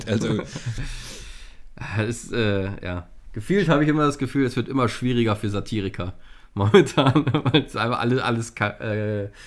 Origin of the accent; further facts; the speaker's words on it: North Rhine-Westphalia, Germany; Ich ja als Rheinländer schon ein bisschen. Und äh, in Gladbach ist es ja immer so, dass der große Zug Veilchen Dienstag ist.